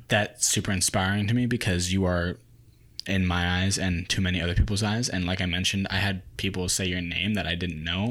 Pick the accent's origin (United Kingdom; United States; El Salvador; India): United States; growing up in America, growing up with an Asian culture